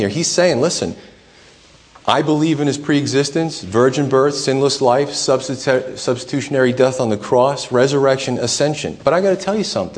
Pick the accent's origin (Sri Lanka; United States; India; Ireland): United States; us to swallow as Americans